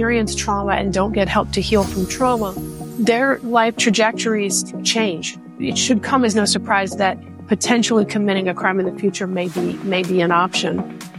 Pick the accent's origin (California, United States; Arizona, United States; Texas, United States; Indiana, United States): Texas, United States; Waco; born there; I was born in Waco, Texas, moved around a lot as a child.